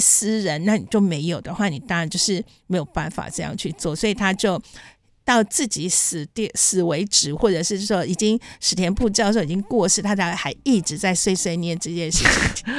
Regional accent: Taiwan; also born or lived in Japan; 我到四岁回台湾，然后就住在中央研究院里，的里面的宿舍

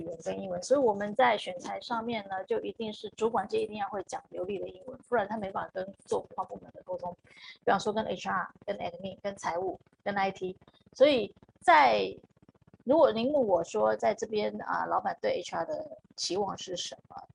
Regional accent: Taiwan; moved away as an adult; now in Philippines; 因为毕竟我自己出生在台湾嘛

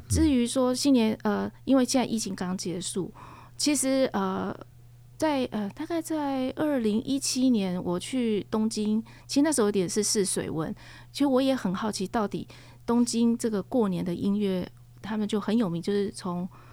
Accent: Taiwan; 我们台湾

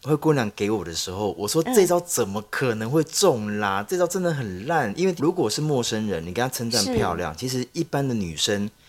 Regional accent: Tainan, Taiwan; 因为我从台南过来，我第一次来西门町。

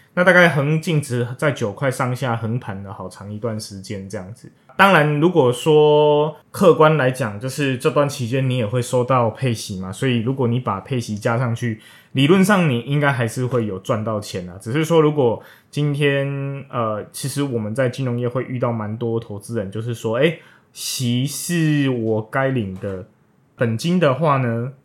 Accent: Taiwan; 我们台湾人

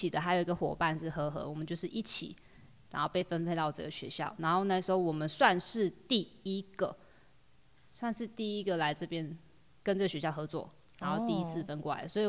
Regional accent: Taitung City, Taitung County, Taiwan; moved away as an adult; also born or lived in Changguang, Changbin Township, Taitung County; now in Fuli, Taiwan; 台东市人，市区的小孩

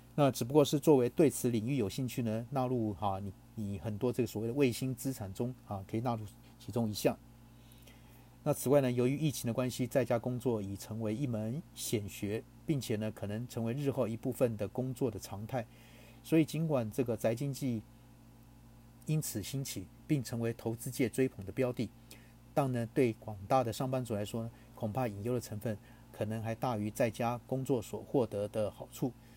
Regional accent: Taiwan; 我们台湾人讲就是什么带赛带到啊

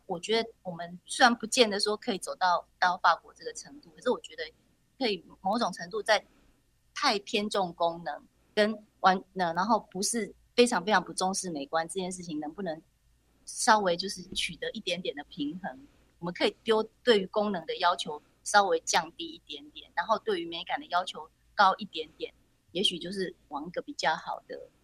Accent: Taiwan; moved away; also born or lived in France; 我就在台湾

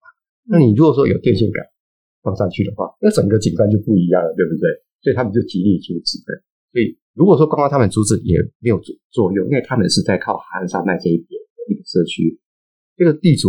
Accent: Hualien, Hualien County, Taiwan; moved away; 因为我自己在花莲长大 哦， 我念高中的时候，

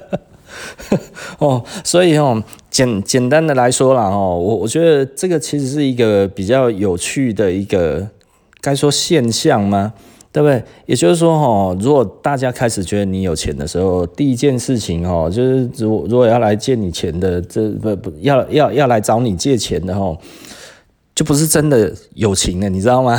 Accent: Taiwan; 我们台湾人特别喜欢做生意啦

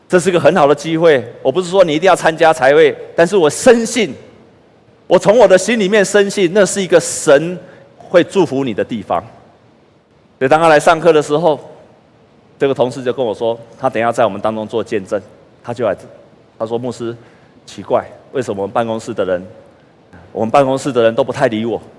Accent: Taiwan; moved away as an adult; also born or lived in United States; 我在台湾读书成绩那么好

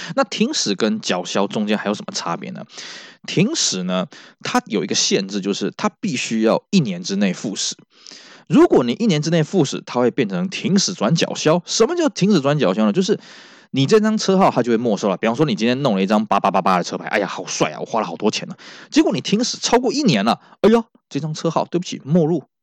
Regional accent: Taiwan; 我们台湾这边

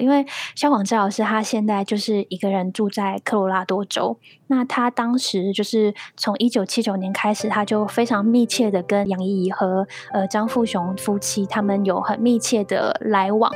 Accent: Taiwan; 可是为什么我身为一个台湾人，我却完完全全不知道这件事情？

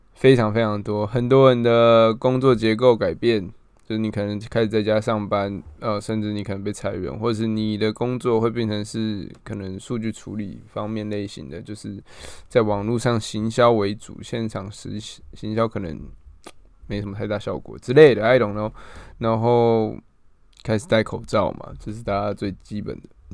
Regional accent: Taiwan; 身为台湾人

